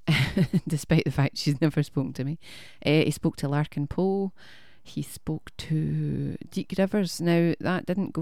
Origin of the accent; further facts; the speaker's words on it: Scotland, United Kingdom; we're Scottish